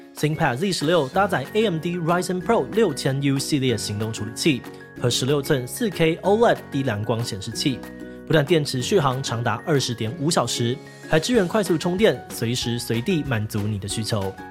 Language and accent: Chinese; Taiwan; 我们台湾人